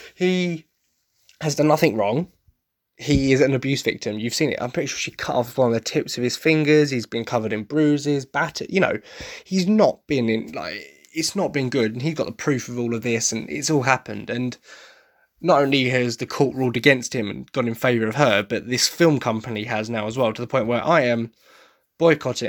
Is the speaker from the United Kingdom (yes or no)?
yes; Essex, East of England, United Kingdom; I come from Essex